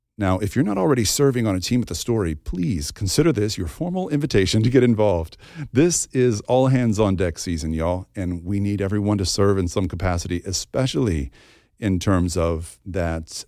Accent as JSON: {"language": "English", "region": "the Bible Belt", "country": "United States", "tie": "born or raised there", "said": "When I was a kid growing up in the Bible Belt"}